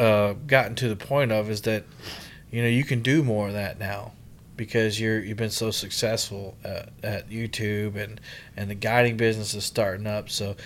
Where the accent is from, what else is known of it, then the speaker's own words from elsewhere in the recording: Goose Creek, South Carolina, United States; Goose Creek, South Carolina.